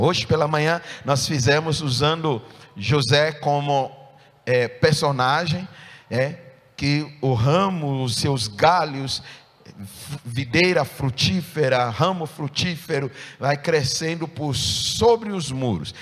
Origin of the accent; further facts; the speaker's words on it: Ghana; moved away as an adult; no meu país de nascença, onde eu nasci, país de Gana